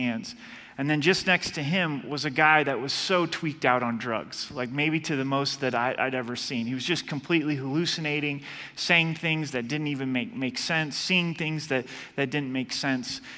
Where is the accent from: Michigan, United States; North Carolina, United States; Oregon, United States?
Oregon, United States; moved away; I'm from Oregon